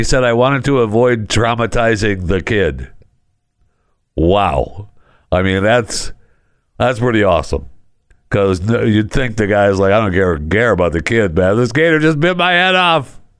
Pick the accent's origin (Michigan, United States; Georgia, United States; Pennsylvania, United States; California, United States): Michigan, United States; also born or lived in Florida; now in Dallas-Fort Worth, United States; I know I was born in Michigan, and Michigan is my home state. But I spent many years in Florida, and I love Florida. And I miss living in Florida. I mean, right now I'm living in Texas, in the DFW, but I miss Florida.